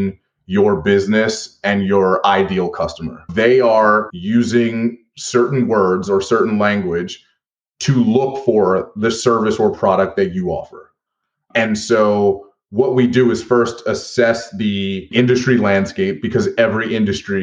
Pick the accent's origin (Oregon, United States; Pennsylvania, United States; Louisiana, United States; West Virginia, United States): Pennsylvania, United States; Philadelphia; in my hometown of Philadelphia as teenagers